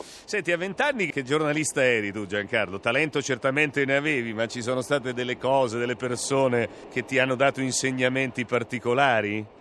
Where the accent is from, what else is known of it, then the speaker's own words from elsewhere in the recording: Fabriano, Marche, Italy; io da marchigiano, da fabrianese